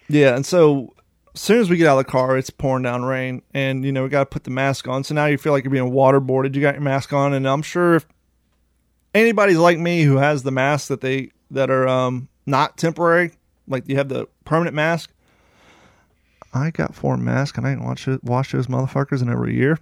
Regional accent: United States; moved away as an adult; also born or lived in Ohio / Kentucky; both of us growing up in Ohio and Kentucky

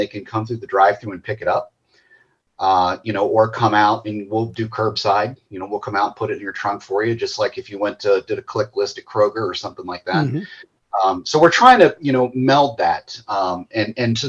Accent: Walton, Kentucky, United States; moved away as an adult; also born or lived in Australia; I grew up over in Walton

